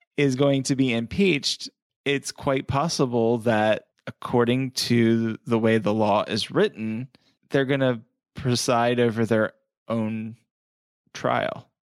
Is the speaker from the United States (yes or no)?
yes; United States; we as the American people